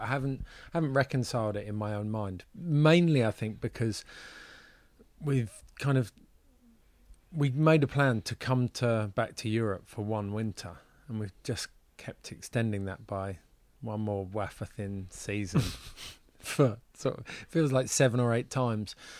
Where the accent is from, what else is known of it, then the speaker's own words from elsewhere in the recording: United Kingdom; moved away as an adult; now in Switzerland; As a Brit